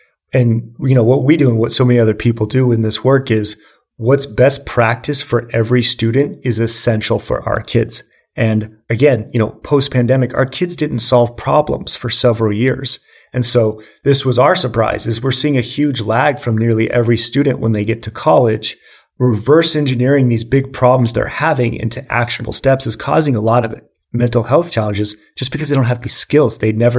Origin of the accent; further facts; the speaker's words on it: Boulder, Colorado, United States; So I grew up in Boulder, Colorado, and I was actually diagnosed with ADHD, hyperactive ADHD, at the age of 5 years old.